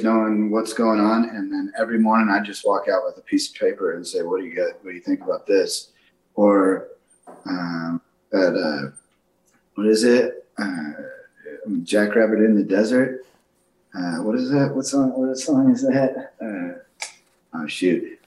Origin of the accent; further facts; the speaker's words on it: Austin, Texas, United States; moved away; my hometown, Austin, Texas